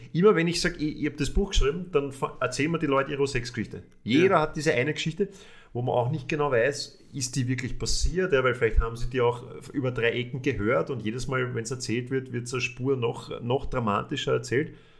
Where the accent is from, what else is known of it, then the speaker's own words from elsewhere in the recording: Vienna, Austria; als Wiener